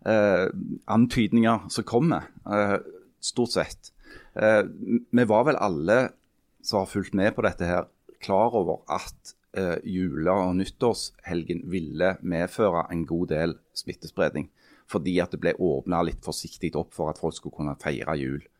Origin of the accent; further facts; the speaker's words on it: Henningsvær, Nordland, Norway; born there; For jeg er født i Henningsvær.